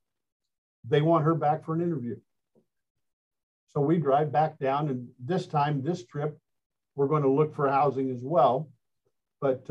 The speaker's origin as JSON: {"language": "English", "region": "Indiana", "country": "United States", "said": "I'm from Indiana"}